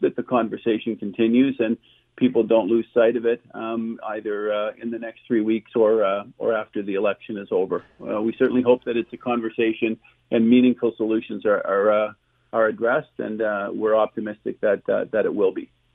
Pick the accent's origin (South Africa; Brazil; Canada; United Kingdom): Canada; Ottawa, Ontario; I'm born and raised in Ottawa